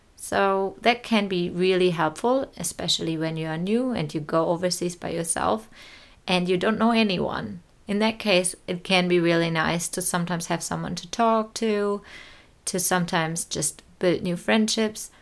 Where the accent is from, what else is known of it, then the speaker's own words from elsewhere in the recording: Neustrelitz, Mecklenburg-Vorpommern, Germany; moved away as an adult; now in New Zealand; my hometown, Neustrelitz